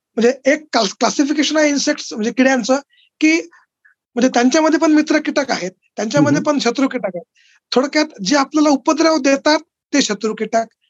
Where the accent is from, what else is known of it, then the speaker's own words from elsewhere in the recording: Akola, Maharashtra, India; moved away as an adult; now in Aurangabad, India; वडील पंजाबराव देशमुख कृषी विद्यापीठात होते अकोल्याला आणि ते एका म्हणजे डेअरी फार्मवर कार्यरत होते तर माझं लहानपण हे त्या डेअरी फार्मवर गेलं